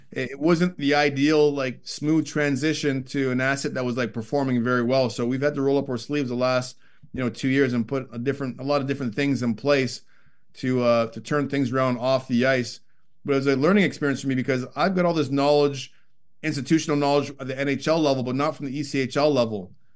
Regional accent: Toronto, Ontario, Canada; growing up in Scarborough, Ontario, suburb of Toronto

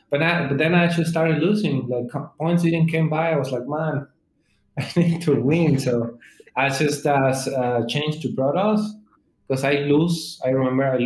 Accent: Mexico; English is a second language; I'm from Mexico

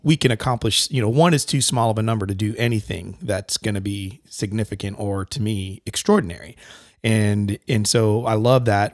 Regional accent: Connecticut, United States; I grew up in Connecticut

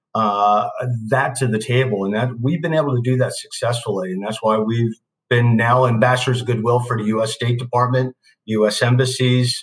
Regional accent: Newark, Delaware, United States; drove back to my hometown of Newark, Delaware

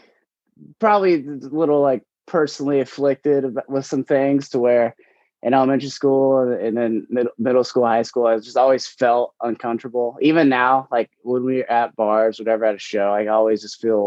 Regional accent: Oklahoma, United States; I grew up in Oklahoma

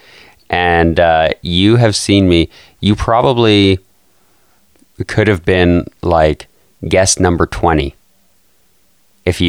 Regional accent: Calgary, Alberta, Canada; I'm from Calgary, Canada.

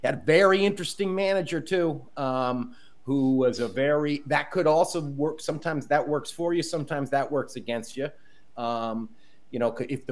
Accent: Connecticut, United States; growing up in Connecticut

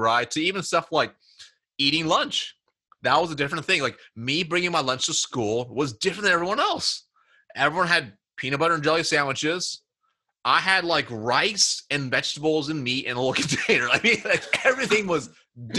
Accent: Springfield, Oregon, United States; I was born and raised in Springfield, Oregon, which is just a little town in Oregon

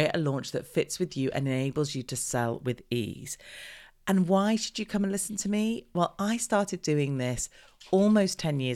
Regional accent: United Kingdom; we're British

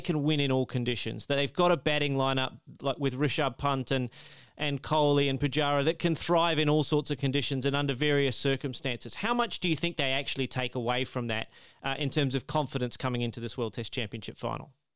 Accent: Australia; As an Australian

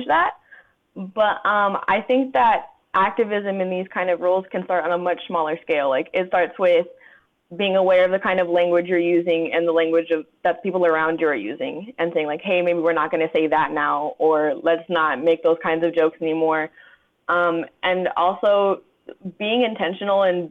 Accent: Southern California, United States; moved away; also born or lived in Columbus, Ohio; I'm from Southern California

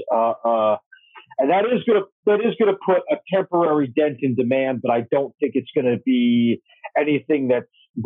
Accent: New Jersey, United States; my home state of New Jersey

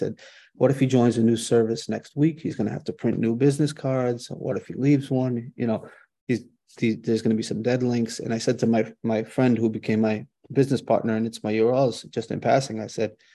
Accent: Boston, Massachusetts, United States; born and raised in Boston

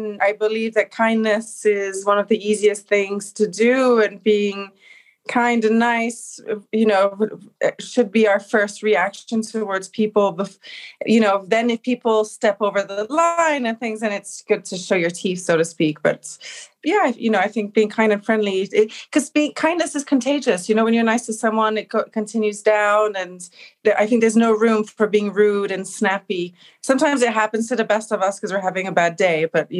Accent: Belfast, Northern Ireland, United Kingdom; born there; accent: Belfast; also born or lived in London / Switzerland; yeah, I was born in Belfast. My mother's from there and she wanted me to be born there. And until I started school, I was between London, Switzerland and Northern Ireland. I had a very strong Irish accen

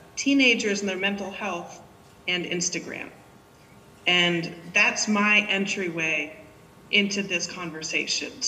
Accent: Cambridge, Massachusetts, United States; now in San Francisco, United States; I grew up in Cambridge, and I'm a proud graduate of the Cambridge Public Schools

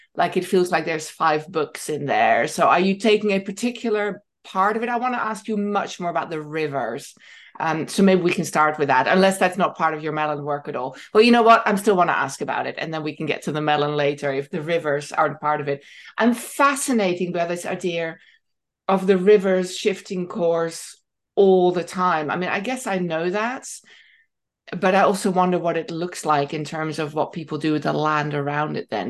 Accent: Netherlands; moved away; I'd studied growing up in Holland.

